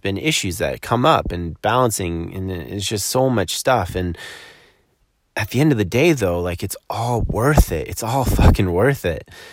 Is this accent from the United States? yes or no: no; Collingwood, Ontario, Canada; moved away; here in my hometown of Collingwood, Ontario